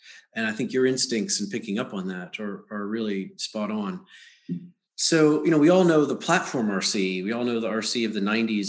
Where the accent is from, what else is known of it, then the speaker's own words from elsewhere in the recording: Western Pennsylvania, United States; When I was younger, I grew up in Western Pennsylvania.